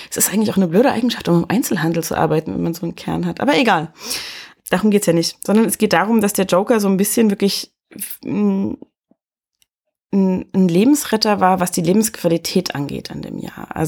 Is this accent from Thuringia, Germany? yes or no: yes; Erfurt, Thuringia, Germany; Ich bin in Erfurt geboren und groß geworden